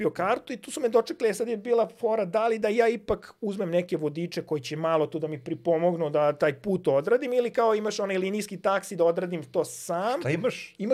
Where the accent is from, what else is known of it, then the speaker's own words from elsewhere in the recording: Serbia; kao prvi Srbin koji je došao do najhladnije tačke